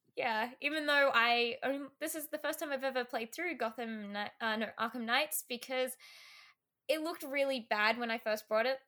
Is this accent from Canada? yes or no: no; Australia; I'm an Australian small streamer